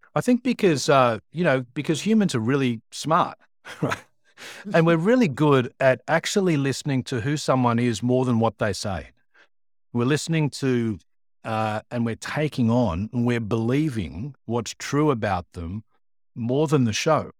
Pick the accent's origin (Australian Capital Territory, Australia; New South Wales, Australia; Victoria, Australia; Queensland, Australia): New South Wales, Australia; Sydney; born and bred in Sydney, uh, and, uh, I grew up in, uh, Pennant Hills in the northwest